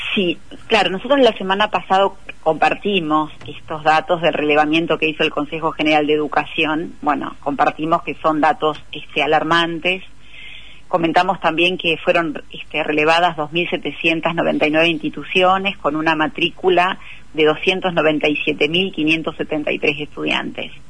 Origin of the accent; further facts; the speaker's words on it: Argentina; nuestros resultados como pueblo argentino